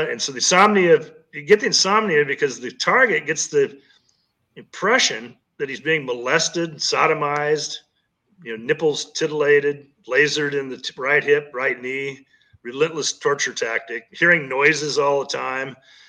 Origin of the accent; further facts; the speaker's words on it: Kansas, United States; when I grew up in Kansas, it was tornado country